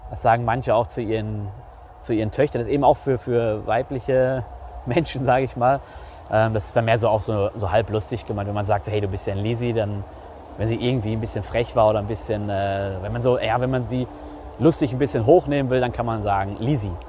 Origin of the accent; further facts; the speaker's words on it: North Rhine-Westphalia, Germany; Pissblach wird man dann sagen, so bei uns im Ruhrgebiet.